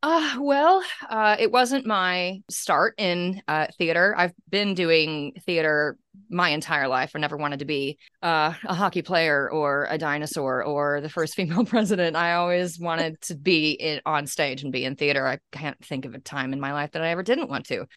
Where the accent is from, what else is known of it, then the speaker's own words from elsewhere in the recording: Kansas, United States; now in Australia; I'm from Kansas